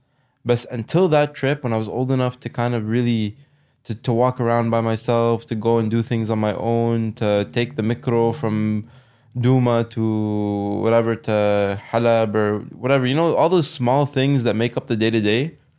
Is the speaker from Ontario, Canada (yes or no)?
yes; Ottawa, Ontario, Canada; also born or lived in United Kingdom; from the time that we moved out of South Keys